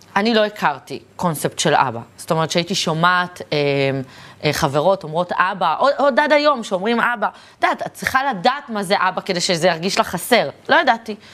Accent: Tel Aviv, Tel Aviv District, Israel; תחנה מרכזית ישנה, שם נולדתי, גדלתי והתחנכתי

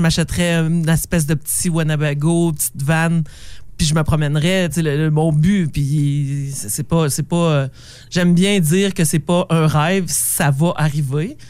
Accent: Sainte-Anne-des-Monts, Quebec, Canada; moved away; also born or lived in Val-d'Or; je viens de Saint-Anne-des-Monts

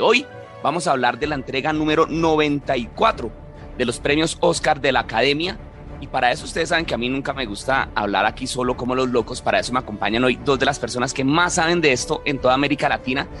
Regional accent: Colombia; yo como colombiano

